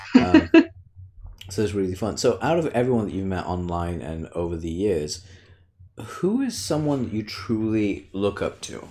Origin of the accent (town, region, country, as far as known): United Kingdom